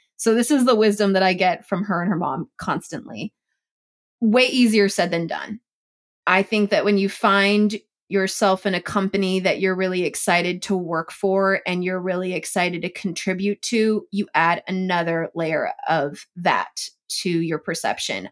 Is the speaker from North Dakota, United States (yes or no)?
no; Chula Vista, California, United States; I'm being from San Diego